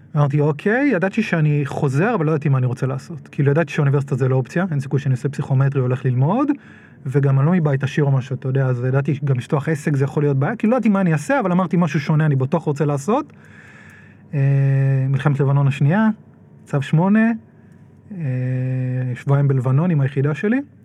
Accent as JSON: {"language": "Hebrew", "town": "Nahariya", "region": "Northern District", "country": "Israel", "tie": "born or raised there", "said": "גדלתי בנהריה"}